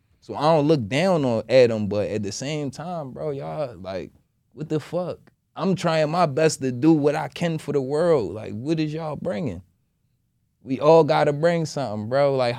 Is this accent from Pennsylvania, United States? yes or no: no; Delaware, United States; I ain't from West Philly. I ain't from the projects. I'm from Delaware.